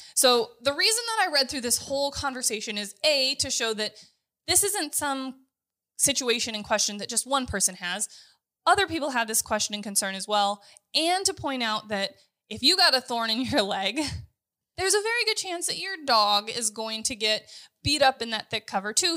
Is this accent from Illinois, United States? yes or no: no; Kansas, United States; We're from Kansas